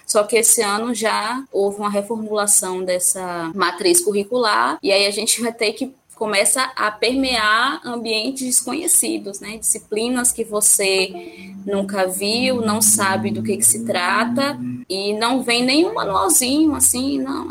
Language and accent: Portuguese; Ipiaú, Bahia, Brazil; also born or lived in Jequié; de Piauí, onde eu nasci, é onde eu morei